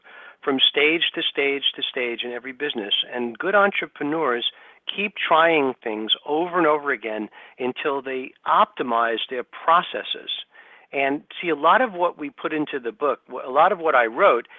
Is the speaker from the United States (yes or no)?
yes; New York City, New York, United States; I grew up in Brooklyn, New York, and I had a rock band when I was a kid.